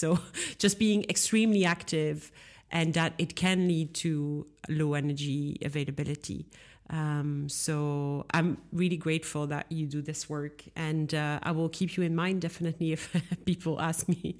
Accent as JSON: {"language": "English", "country": "Belgium", "first_language": "French", "second_language": "English", "said": "I come from Belgium. I'm French speaking. You know, my mother tongue is French"}